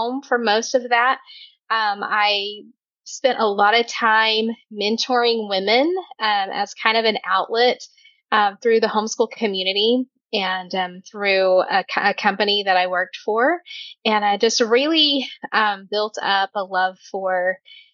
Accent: Oklahoma, United States; I am from Oklahoma

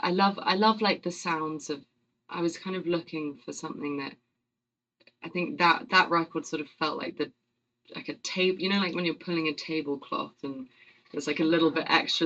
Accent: London, United Kingdom; accent: British; I'm very English. I'm from... I'm from London, and grew up in a place called Chiswick, which is sort of kind of 20 minutes outside of actual London, so sort of suburban enough, but close enough to London

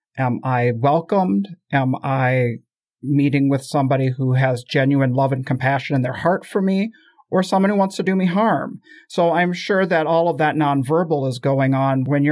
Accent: United States; as a culture of people born and raised in the United States

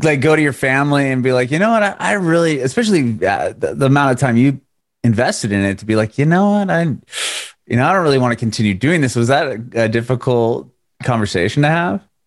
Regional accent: San Diego, California, United States; moved away as an adult; now in Nashville, United States; I'm in Nashville now, but I'm originally from Southern California, from San Diego

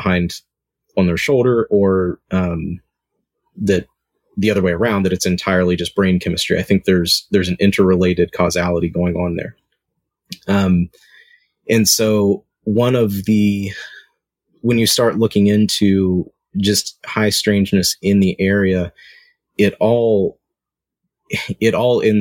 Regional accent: Southern West Virginia, United States; moved away; I grew up in Southern West Virginia

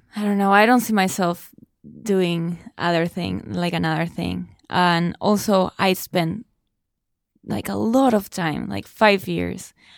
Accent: Argentina; first language Spanish; English is a second language; moved away as an adult; I studied English, uh, for a long time back in Argentina

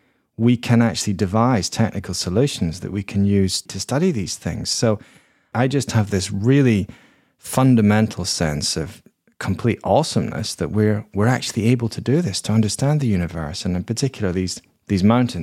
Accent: Edinburgh, Scotland, United Kingdom; I grew up in Edinburgh in Scotland, and Edinburgh is a city which is built on seven hills, and they're all volcanoes.

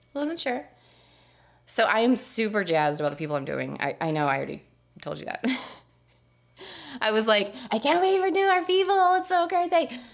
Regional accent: Texas, United States; I'm from Texas

